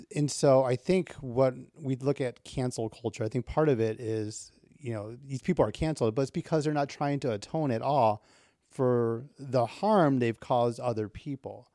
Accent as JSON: {"language": "English", "town": "Waukegan", "region": "Illinois", "country": "United States", "tie": "born or raised there", "said": "I grew up north of Chicago. I grew up in Waukegan, Illinois"}